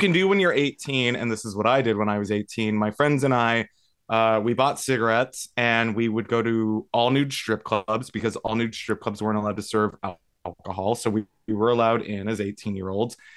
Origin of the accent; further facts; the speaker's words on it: Las Vegas, Nevada, United States; moved away; my hometown